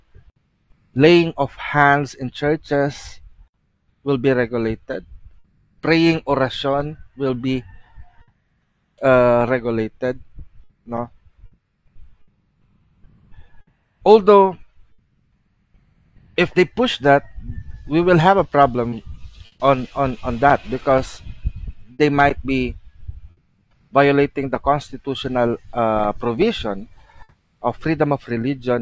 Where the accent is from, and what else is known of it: Philippines